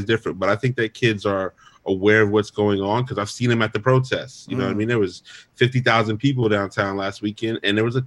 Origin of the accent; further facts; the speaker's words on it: Arizona, United States; I grew up in Arizona, as did my brother